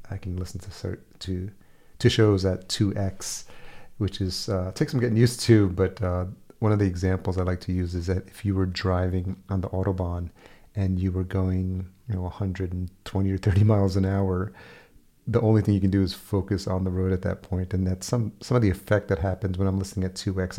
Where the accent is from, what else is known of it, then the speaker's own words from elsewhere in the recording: Yonkers, New York, United States; moved away; I grew up in Yonkers